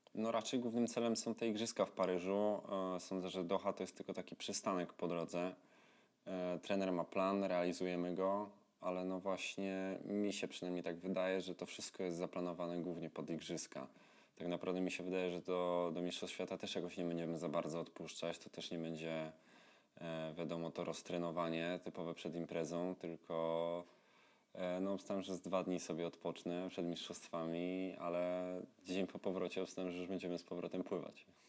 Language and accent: Polish; Tarnów, Lesser Poland, Poland; tam u mnie w Tarnowie